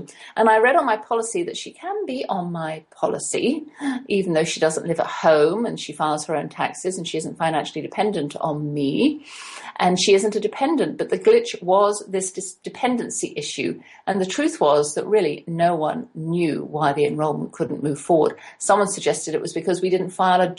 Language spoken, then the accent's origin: English; England, United Kingdom; now in United States; being English